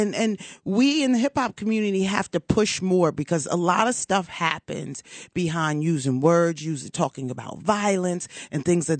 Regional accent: Cherry Hill, New Jersey, United States; I'm half Jewish. Yeah. I'm from Cherry Hill.

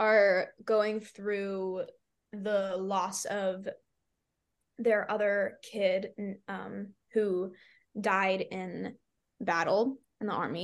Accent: Texas, United States; I'm from Texas

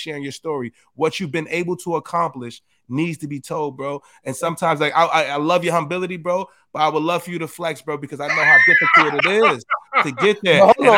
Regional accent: New York City, New York, United States; So for me, coming from the Bronx, that shit mean a lot to me, bro.

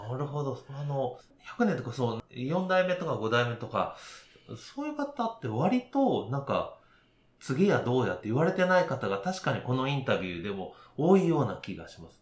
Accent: Nishinomiya, Hyogo, Japan; 私地元が西宮ということなんですけど

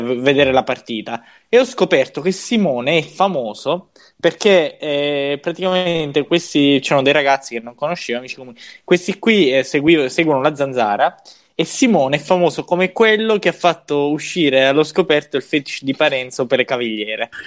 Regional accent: Sicily, Italy; dalle nostre parti in Sicilia

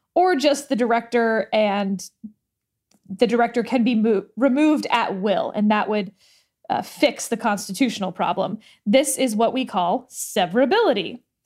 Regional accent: Texas, United States; in Texas, this is my home state

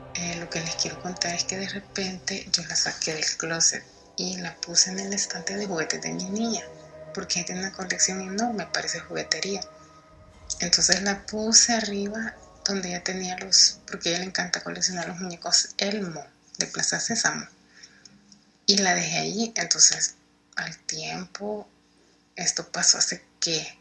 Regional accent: El Salvador; yo soy de El Salvador

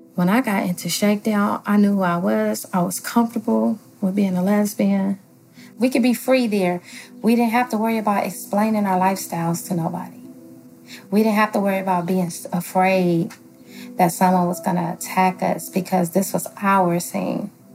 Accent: Los Angeles, California, United States; I am from Los Angeles, California

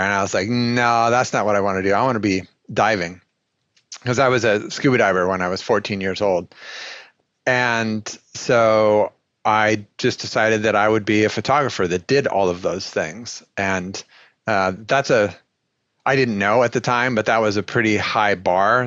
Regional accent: Colorado, United States; born or raised there; moved away as an adult; also born or lived in Bandon / Durango / New York City; now in Milwaukie, United States

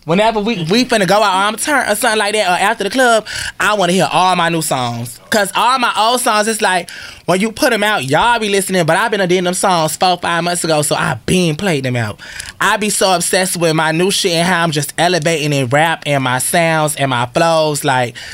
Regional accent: Florida, United States; also born or lived in Connecticut; I'm from Florida. Like, you know, even originally I'm from Connecticut. By me moving to Florida when I was 10 and growing up there, I feel like I was in the South longer.

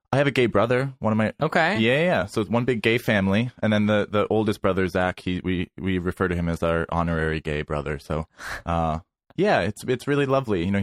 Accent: Worcester, Massachusetts, United States; now in New York City, United States; I got rid of the accent a long, long time ago. You can probably catch it if I'm drinking

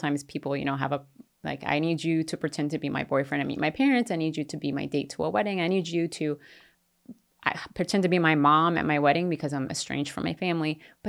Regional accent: Japan; And, I grew up in Japan, so it's not like a completely foreign place to me.

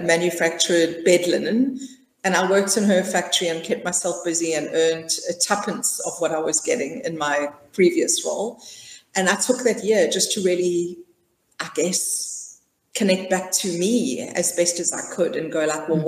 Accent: South Africa; I'm South African, born and bred, and I was raised in a traditional middle-class family.

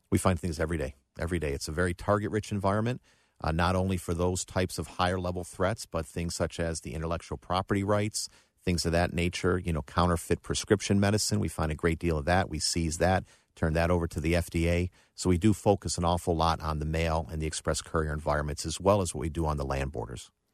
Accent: Buffalo, New York, United States; moved away; also born or lived in Cleveland, Ohio; I grew up in Buffalo, New York

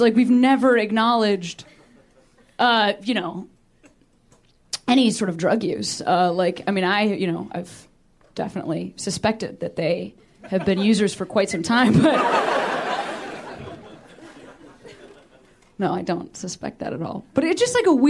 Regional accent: Chicago, Illinois, United States; moved away as an adult; I'm from Chicago

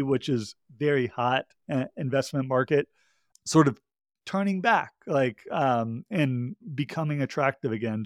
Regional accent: Georgia, United States; my home state, uh, of Georgia

